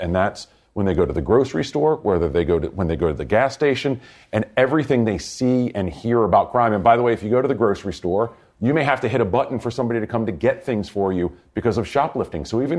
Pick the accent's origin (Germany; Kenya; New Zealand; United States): United States; North Carolina; I'm from North Carolina.